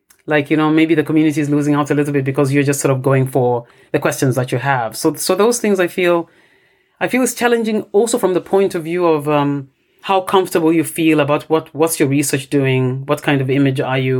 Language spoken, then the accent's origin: English; Ndola, Copperbelt Province, Zambia; first language Bemba; English is a second language; moved away; Bemba is my native language and I sort of work in this area where Bemba is spoken. But I have grown up in a different area in the Copperbelt province, which is another area where, you know, Bemba is currently spoken now.